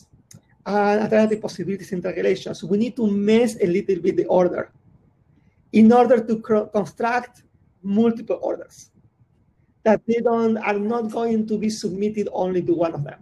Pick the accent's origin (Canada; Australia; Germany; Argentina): Argentina; Buenos Aires; I'm from Buenos Aires